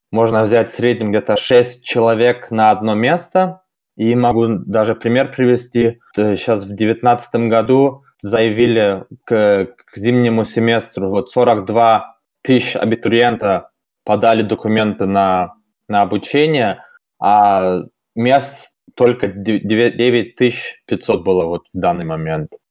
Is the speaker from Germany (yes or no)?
yes; Germany; first language Russian; moved away as an adult; now in Saint Petersburg, Russia; мне 26 лет. Родился и вырос в Германии. Вот в 2016 году решил по обстоятельствам, можно сказать, переехать э, в Санкт-Петербург.